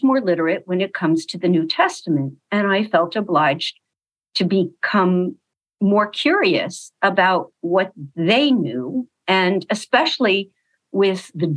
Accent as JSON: {"language": "English", "town": "Los Angeles", "region": "California", "country": "United States", "tie": "born or raised there", "said": "So I was born in Los Angeles"}